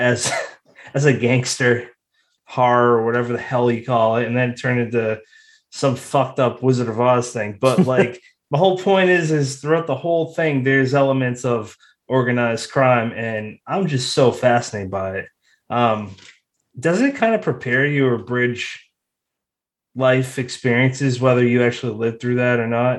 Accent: Massachusetts, United States; me and Brennan, we're from Massachusetts

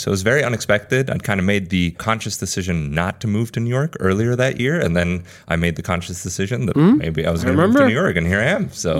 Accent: Spain; Yeah, so I've been following Postlight from abroad. I'm from Spain originally, like I mentioned.

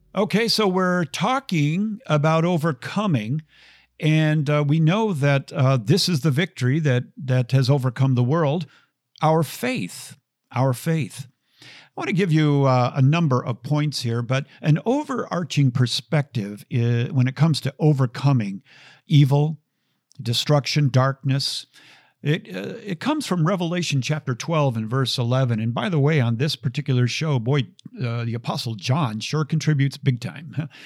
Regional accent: Minneapolis, Minnesota, United States; growing up in the Twin Cities.

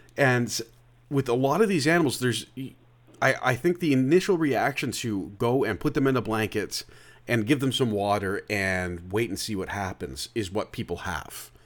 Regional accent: Oakville, Ontario, Canada; I'm from Oakville originally

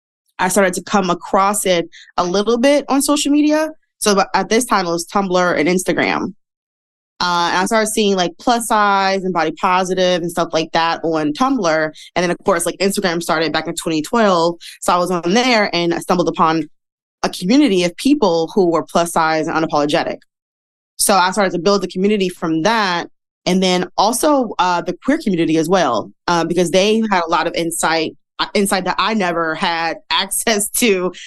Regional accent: Midwest, United States; I am from the Midwest. So, you know, in the Midwest, back in the day, I don't know about now, but fat women did not dress up.

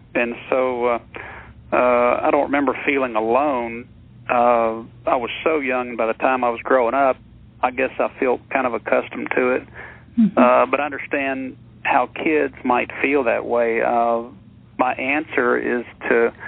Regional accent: Texas, United States; growing up in Texas down here

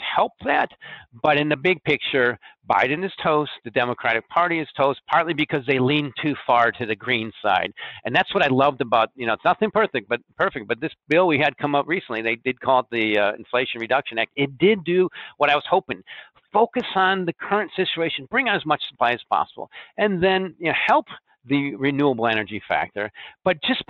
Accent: Chicago, Illinois, United States; also born or lived in Corn Belt; I'm from the Corn Belt. You can tell because sometimes I say Dem, Dees, and Does. I mean, I'm from Chicago, but I had a farm

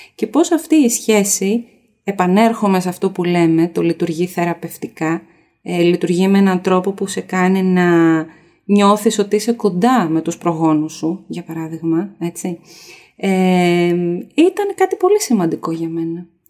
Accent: Greece; Γιατί είμαι από την Ελλάδα, έχω δύο γονείς από την Ελλάδα

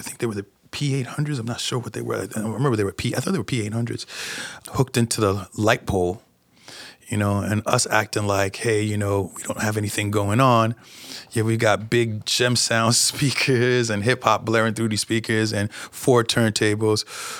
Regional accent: New York, United States; I know I should be accustomed to it since I am from New York

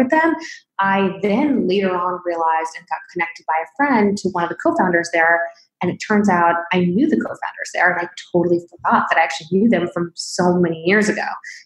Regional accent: Springfield, Illinois, United States; I was born in Springfield, Illinois

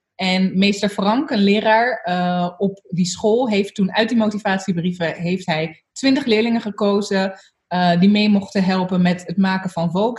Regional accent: Zoetermeer, South Holland, Netherlands; Ik ben opgegroeid in Soetermeer, eh, in een hele witte wijk

